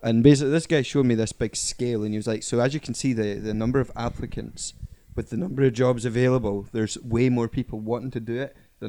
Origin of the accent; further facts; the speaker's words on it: Berlin, Germany; since I was born in Berlin?